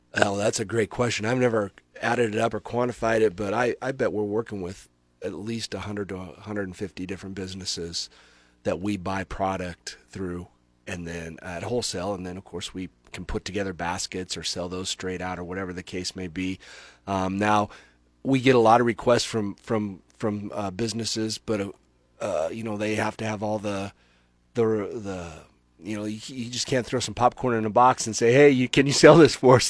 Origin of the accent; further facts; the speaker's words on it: Nebraska, United States; both Barb and I are basically born and raised in Nebraska